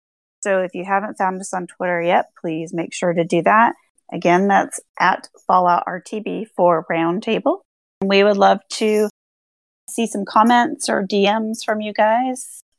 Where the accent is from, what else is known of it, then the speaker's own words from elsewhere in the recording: Ireland; I'm not great at names. I'm Irish, you know.